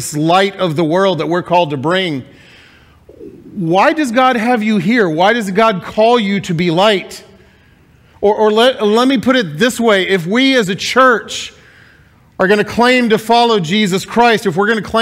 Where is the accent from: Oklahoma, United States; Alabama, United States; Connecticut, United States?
Alabama, United States; Huntsville; moved away; also born or lived in Mississippi; I was born and raised in Huntsville, Alabama, but my family is all Mississippi roots